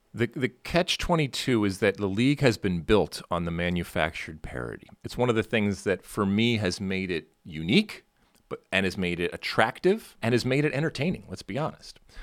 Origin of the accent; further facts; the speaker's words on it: Michigan, United States; growing up in Michigan, most of the time it was very cold